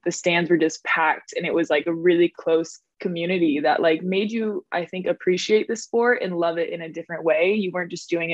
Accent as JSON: {"language": "English", "town": "Rapid City", "region": "South Dakota", "country": "United States", "tie": "born or raised there", "also_born_or_lived": "France", "moved": "as an adult", "said": "Grew up in South Dakota"}